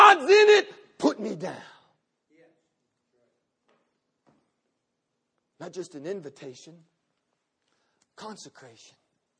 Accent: the South, United States; I'm from the South.

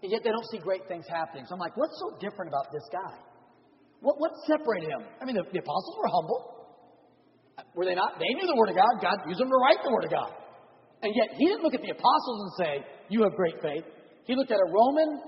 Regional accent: San Diego, California, United States; moved away; also born or lived in Oklahoma; I grew up in San Diego, California.

